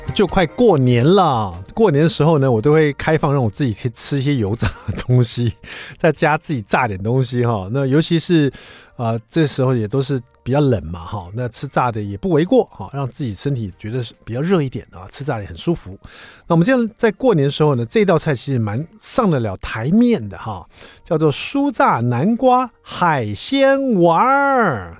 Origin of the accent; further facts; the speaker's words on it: Taiwan; 我们台湾，现在很多小朋友他会学到很多母语